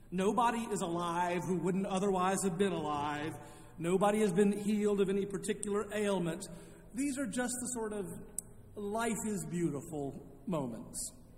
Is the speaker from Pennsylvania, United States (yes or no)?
no; Charlotte, North Carolina, United States; moved away as an adult; also born or lived in Indiana; I had returned to my hometown of Charlotte